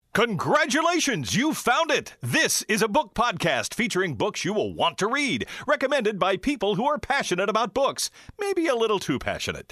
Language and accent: English; Wyoming, United States; grew up in Wyoming